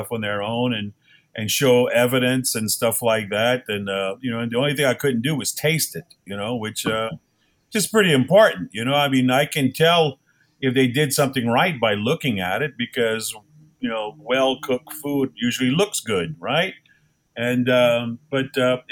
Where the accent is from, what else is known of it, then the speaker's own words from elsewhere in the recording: Golden Meadow, Louisiana, United States; I come from Golden Meadow, Louisiana, which isn't the end of the world, but you can see it from there